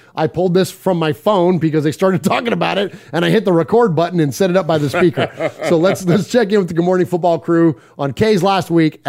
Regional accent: San Jose, California, United States; But we grew up in San Jose, and that steam table at La Villa, that's the Ravi.

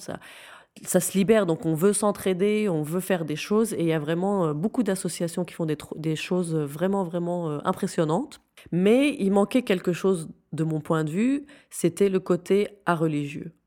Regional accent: Syria; moved away as an adult; now in Belgium; J'ai grandi en Syrie. Je suis belge euh, qui a grandi en Syrie, euh, de parents syriens et marocains

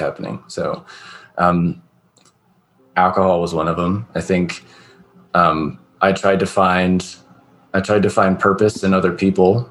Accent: California, United States; I'm from the West Coast, like California

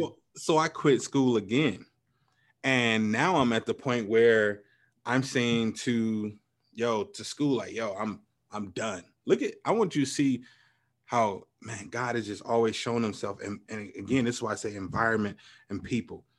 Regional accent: Chicago, Illinois, United States; growing up in Chicago

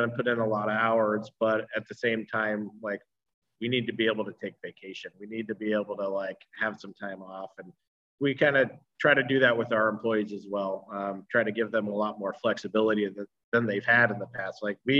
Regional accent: Troutdale, Oregon, United States; also born or lived in Reno, United States / Costa Rica; I grew up out here in Troutdale.

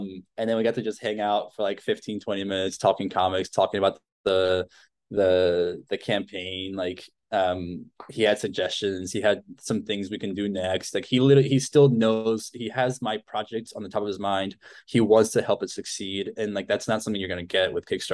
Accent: Argentina; moved away; I grew up in Argentina

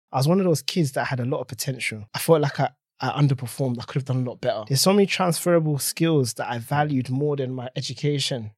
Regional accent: London, United Kingdom; I grew up in Tottenham, North London.

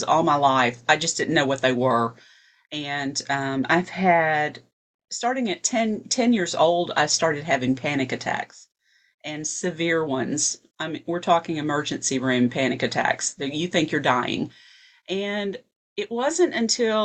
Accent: Fayetteville, Tennessee, United States; I am from Fayetteville, Tennessee. It is a little town 30 miles north of Huntsville, Alabama. I only live 15 minutes from there now

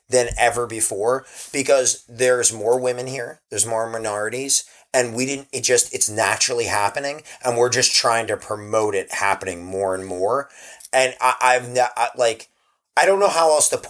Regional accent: New Jersey, United States; We're from New Jersey.

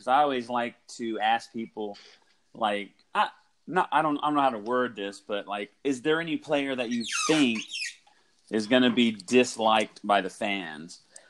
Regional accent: Oklahoma, United States; I grew up in Oklahoma, so I'm an Oklahoma Sooner fan.

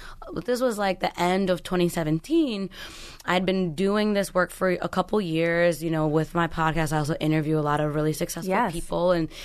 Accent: Brooklyn, New York, United States; I grew up in Brooklyn in the projects, you know what I mean? Moving around a lot.

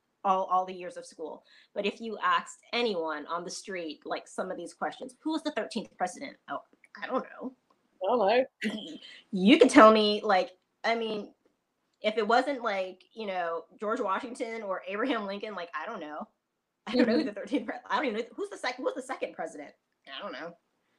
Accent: Trinidad & Tobago; I'm a military brat. I'm from Trinidad and Tobago originally anyway. So, you know, I've just grown up eating so many different types of food.

